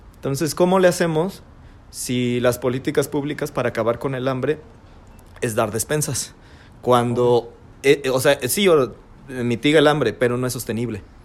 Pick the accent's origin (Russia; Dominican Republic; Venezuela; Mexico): Mexico; Celaya, Guanajuato; como mexicanos, como guanajuatenses y como celayenses